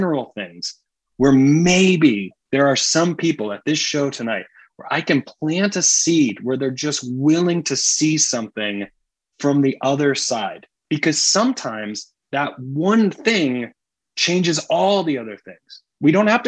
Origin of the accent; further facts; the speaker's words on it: Greenville, South Carolina, United States; I grew up in Greenville, South Carolina, which is obviously in the Bible Belt